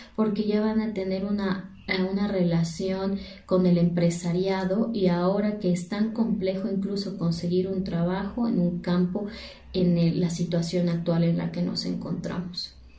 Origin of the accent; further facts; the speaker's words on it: Ecuador; soy de Ecuador